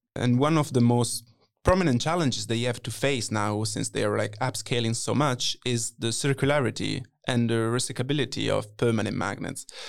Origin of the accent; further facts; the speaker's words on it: Italy; moved away; I'm twenty-four, originally from Italy